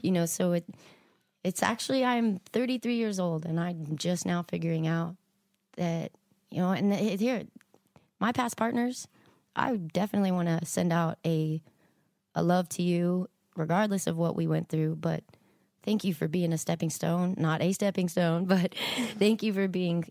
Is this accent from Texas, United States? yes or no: yes; Texas, United States; I was born in Texas